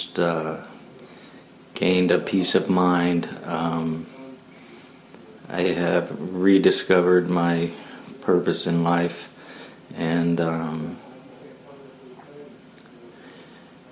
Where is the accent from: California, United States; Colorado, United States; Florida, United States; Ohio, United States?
Ohio, United States; Lucasville; I'm from Lucasville, Ohio.